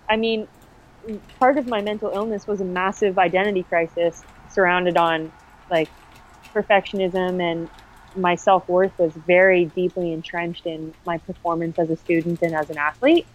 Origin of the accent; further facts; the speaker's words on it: Durham Region, Ontario, Canada; I'm from the Durham region